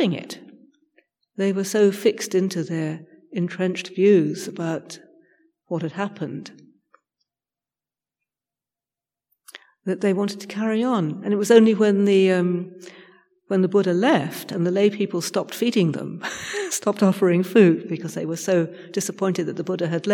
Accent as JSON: {"language": "English", "country": "United Kingdom", "said": "I'm British"}